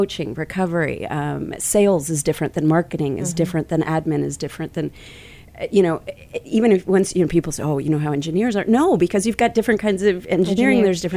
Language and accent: English; Kansas City, United States; I'm originally from Kansas City, nice Midwestern